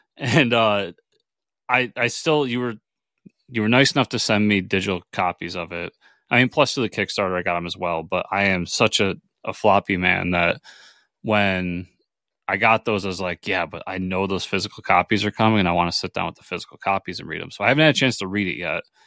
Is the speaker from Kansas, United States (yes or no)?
no; New York, United States; I'm a New Yorker